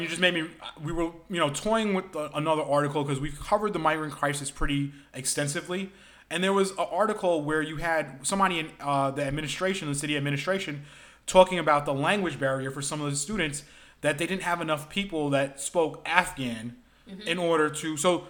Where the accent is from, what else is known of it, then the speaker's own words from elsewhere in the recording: New York City, New York, United States; I grew up in South Brooklyn